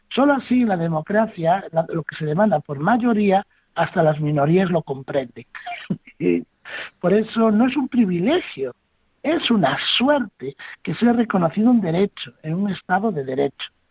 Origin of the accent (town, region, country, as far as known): Spain